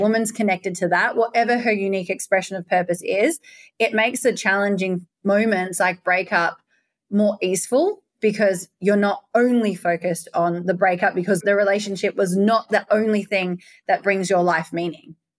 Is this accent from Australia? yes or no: yes; Perth, Western Australia, Australia; moved away; also born or lived in Bali; I'm from Perth, Western Australia